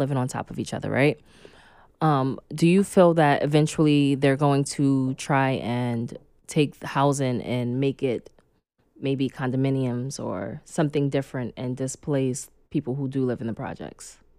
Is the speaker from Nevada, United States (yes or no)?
no; New York City, New York, United States; also born or lived in Los Angeles / Oakland; when I grew up in Red Hook projects